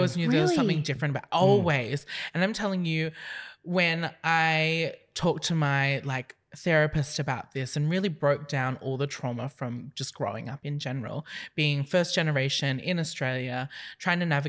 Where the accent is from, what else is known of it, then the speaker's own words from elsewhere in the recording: Philippines; I'm Filipino